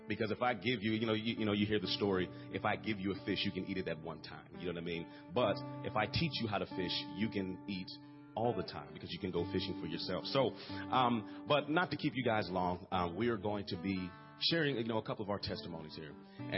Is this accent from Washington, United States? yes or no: no; Pittsburgh, Pennsylvania, United States; I'm from Pittsburgh, Pennsylvania.